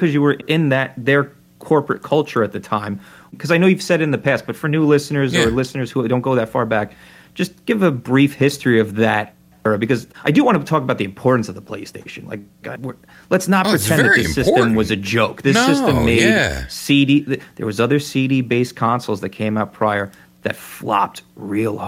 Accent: United States; speaking as an American from my own history

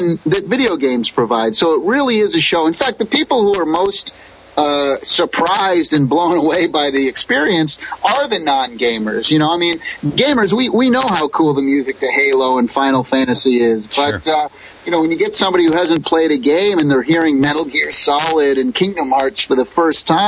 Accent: Springfield, Massachusetts, United States; moved away as an adult; now in California, United States; I grew up on the East Coast in Springfield, Massachusetts

